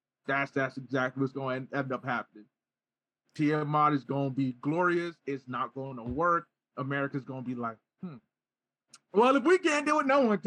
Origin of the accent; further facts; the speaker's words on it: New Jersey, United States; I'm from Jersey.